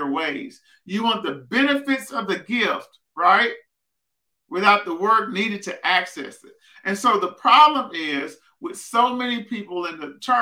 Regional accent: Prescott, Arkansas, United States; moved away as an adult; also born or lived in Fayetteville, Arkansas; I grew up in Prescott, Arkansas, down south, almost in Texas.

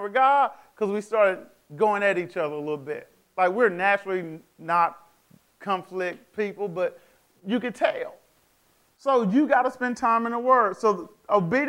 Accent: United States; I'm African American

